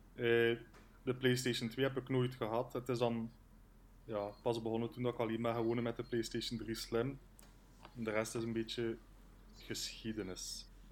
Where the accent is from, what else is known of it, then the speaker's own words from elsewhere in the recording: Wondelgem, Flanders, Belgium; ik ben afkomstig van Wondelhem.